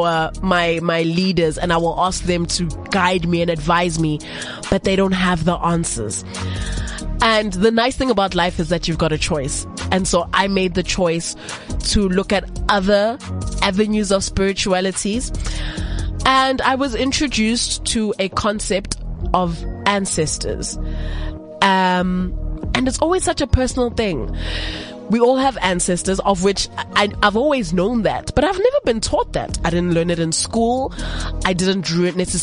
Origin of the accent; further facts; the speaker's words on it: South Africa; being a South African woman